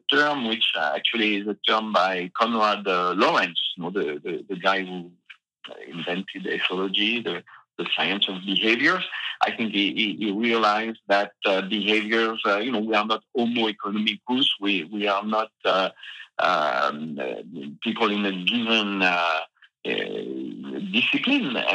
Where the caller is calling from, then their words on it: Massif Central, France; it's just the Massif Central, you know, these uh, old uh, mountains in the center of France.